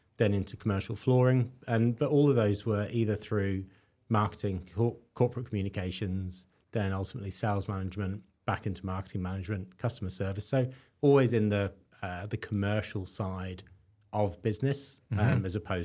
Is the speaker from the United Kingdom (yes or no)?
yes; London, United Kingdom; also born or lived in South Wales; now in Australia; So originally West London, but moved all around the UK. So West London, East London, and then out into the sticks, and then ended up at university in South Wales